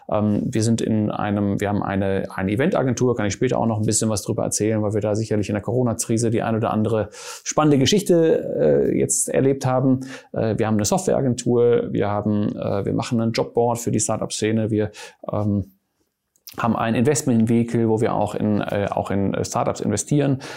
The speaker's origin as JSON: {"language": "German", "country": "Germany", "tie": "born or raised there", "lives_now": "Cologne, Germany", "said": "ich bin Niederländer und Schweizer. Ich bin in äh, Deutschland aufgewachsen, äh, habe in Mannheim studiert."}